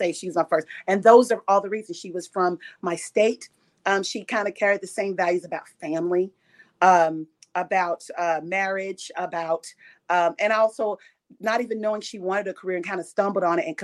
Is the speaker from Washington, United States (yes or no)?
no; Louisville, Kentucky, United States; moved away; I'm from Louisville, Kentucky